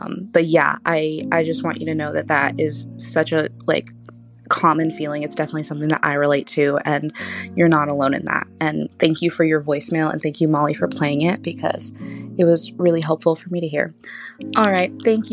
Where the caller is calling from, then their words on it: Los Angeles, California, United States; I am 21. I'm calling from Los Angeles